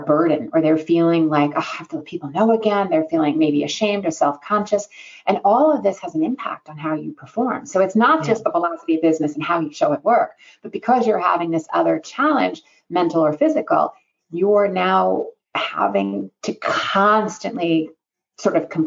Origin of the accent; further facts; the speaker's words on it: New York, United States; I'm a New Yorker, and living in New York